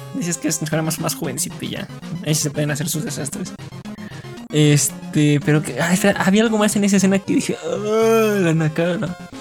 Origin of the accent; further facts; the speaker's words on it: Mexico; somos de México